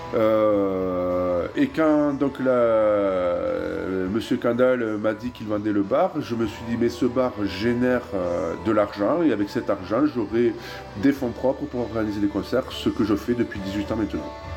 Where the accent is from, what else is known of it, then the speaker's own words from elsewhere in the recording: Tarbes, Occitania, France; also born or lived in Pau / Toulouse / Netherlands; je suis né à Tarbes, à l'hôpital de Légorotte